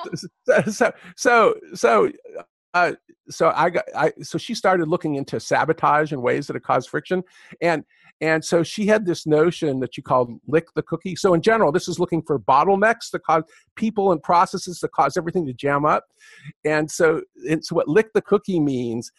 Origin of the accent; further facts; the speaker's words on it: California, United States; also born or lived in Michigan; I'm a Californian